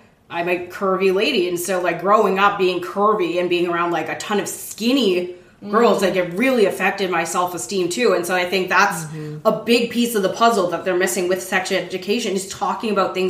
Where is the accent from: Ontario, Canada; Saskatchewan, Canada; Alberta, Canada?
Alberta, Canada; Calgary; I grew up in Calgary, Alberta